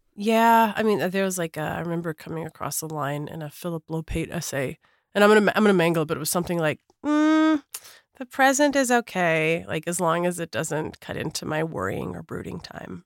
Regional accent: Minneapolis, Minnesota, United States; I grew up in Minneapolis, Minnesota

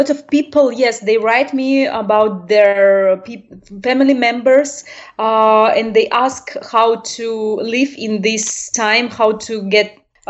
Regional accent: Russia; Yes, I was born in Russian, and I was educated by usual normal parents.

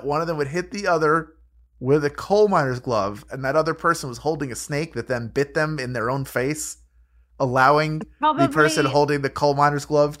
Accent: Philadelphia, Pennsylvania, United States; So, shout out to my hometown.

